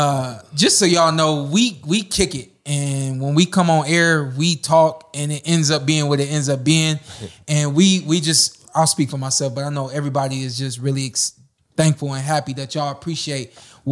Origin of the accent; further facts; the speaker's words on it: Cleveland, Ohio, United States; I started to find out who I was from Cleveland